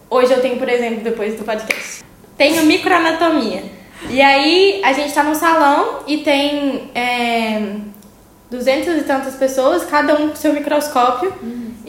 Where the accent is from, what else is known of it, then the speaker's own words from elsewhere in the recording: Minas Gerais, Brazil; moved away as an adult; now in Düsseldorf, Germany; eu sou de uma cidade pequena do interior de Minas.